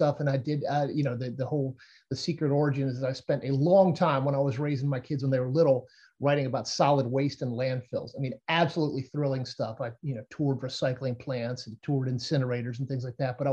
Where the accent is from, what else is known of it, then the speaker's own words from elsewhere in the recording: the South, United States; I'm from the South. I was raised around NASCAR.